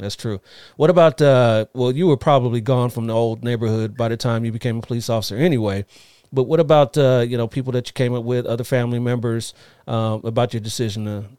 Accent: Ohio, United States; moved away; most of my family's all back east. I'm originally from Ohio

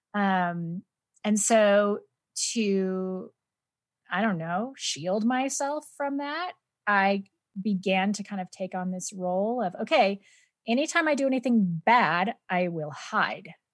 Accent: San Joaquin Valley, Central California, United States; moved away as an adult; also born or lived in Orange County, California; now in Denver, United States; I am originally from Central California

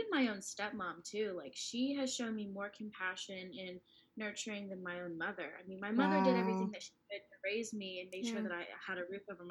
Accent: Columbus, Ohio, United States; also born or lived in Gillette, Wyoming / Port Huron, Michigan; now in Nashville, United States; I grew up in Columbus, moved to Wyoming.

